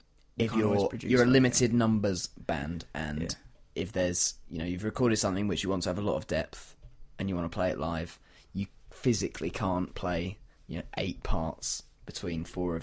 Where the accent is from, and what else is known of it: York, Yorkshire and the Humber, United Kingdom; born or raised there